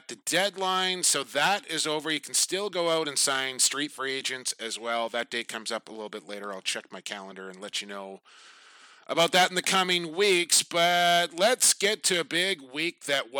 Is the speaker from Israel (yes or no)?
no; Coquitlam, British Columbia, Canada; Right here in Coquitlam of my hometown